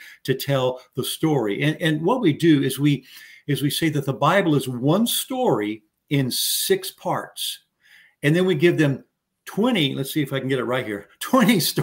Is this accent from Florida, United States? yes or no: no; San Antonio, Texas, United States; I'm from San Antonio, Texas, so born and raised here